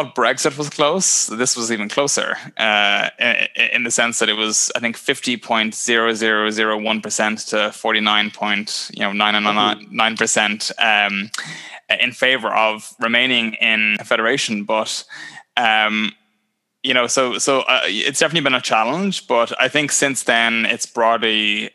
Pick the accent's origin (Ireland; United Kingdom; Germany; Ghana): Ireland; now in Ontario, Canada